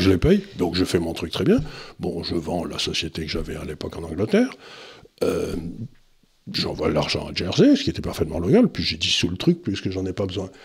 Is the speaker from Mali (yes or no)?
no; France; nous, en tant que Français